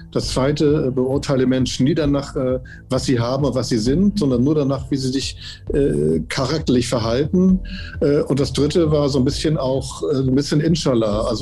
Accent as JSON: {"language": "German", "region": "Hamburg", "country": "Germany", "tie": "born there", "said": "Also ich bin Jahrgang 55, äh, in Hamburg geboren, habe in Hamburg studiert"}